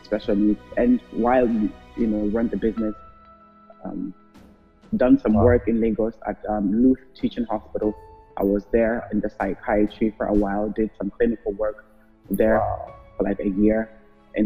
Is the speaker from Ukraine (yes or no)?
no; Germany; moved away as an adult; now in Port Harcourt, Nigeria; My background is Ghanaian German. My parents are Ghanaian, but I grew up in Germany